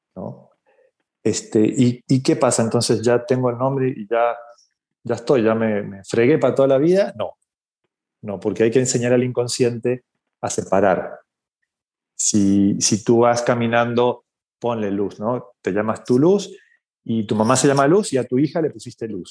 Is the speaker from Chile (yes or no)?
no; Argentina; now in Mexico; yo vivo en México, soy argentino, eh, pero vivo en México hace muchos años